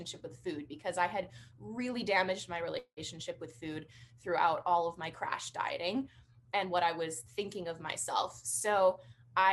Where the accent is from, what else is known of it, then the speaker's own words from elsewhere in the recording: British Columbia, Canada; I am from British Columbia, Canada